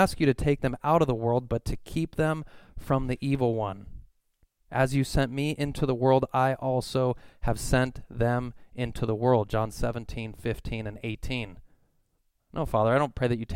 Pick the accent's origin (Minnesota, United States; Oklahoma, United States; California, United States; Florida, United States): California, United States; Simi Valley; I'm from Simi Valley